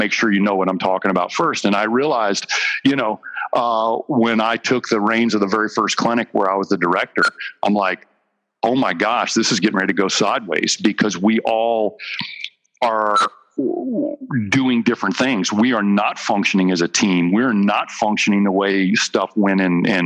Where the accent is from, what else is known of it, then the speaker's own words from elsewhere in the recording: Dry Fork, Virginia Beach, United States; we moved from Virginia Beach on the East Coast